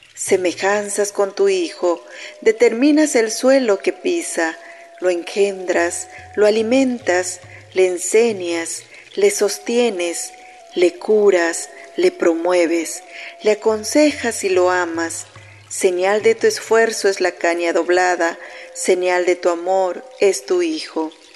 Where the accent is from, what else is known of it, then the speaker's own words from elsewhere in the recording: Kinil, Yucatán, Mexico; yo soy originaria de Quinil, del municipio de Tecash, Yucatán